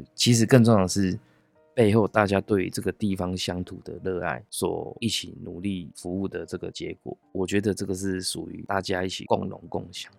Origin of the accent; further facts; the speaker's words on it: Yilan County, Taiwan; 我回到家乡宜兰